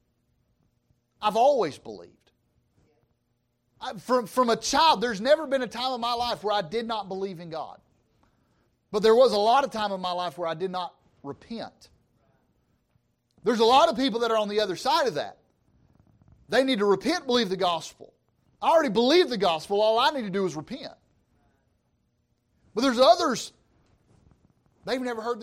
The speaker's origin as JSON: {"language": "English", "region": "Georgia", "country": "United States", "said": "I'm from Georgia, all right? I speak Georgian"}